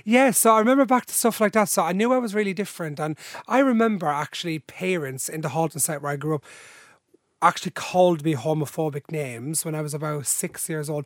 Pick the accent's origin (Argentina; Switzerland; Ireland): Ireland; Dublin, Leinster; also born or lived in Drogheda / Balbriggan; Then I was three, and they moved to Ballymun, where my mum's parents was still living, 'cause my mum's from there, into a different holding site where I've spent most, all my life.